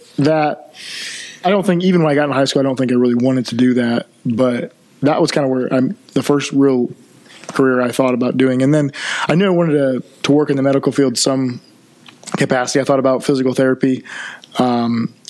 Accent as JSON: {"language": "English", "town": "Columbia City", "region": "Indiana", "country": "United States", "tie": "born or raised there", "said": "I was born and raised in Columbia City. I've lived here my whole life"}